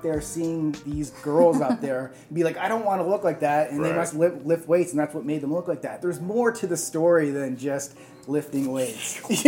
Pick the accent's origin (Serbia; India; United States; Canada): India; I'm Indian, and my question to you guys is, many trainers in India advise their female clients not to do certain kinds of exercises